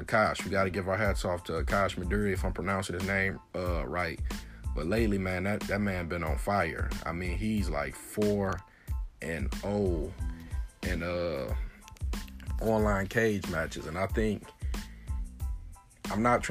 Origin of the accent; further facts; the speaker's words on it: Detroit, Michigan, United States; I'm from Detroit, we talk a lot of smack and trash talk